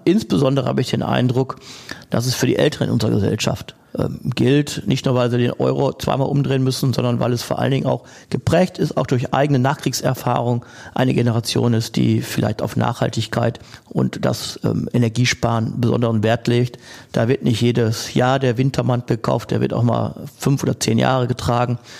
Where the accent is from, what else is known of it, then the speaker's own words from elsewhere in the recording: Essen, North Rhine-Westphalia, Germany; meine Heimatstadt Essen